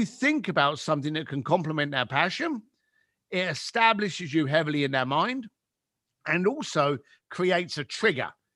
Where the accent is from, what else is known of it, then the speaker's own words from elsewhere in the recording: London, United Kingdom; I grew up in East London, on what should we call, what we could class as, like, the shitty end of London.